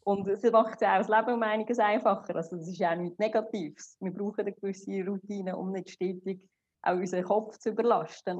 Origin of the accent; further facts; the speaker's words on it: Switzerland; moved away as an adult; now in Dubai, United Arab Emirates; ich komme ursprünglich aus Sri Lanka, bin aber in der Schweiz aufgewachsen und auch geboren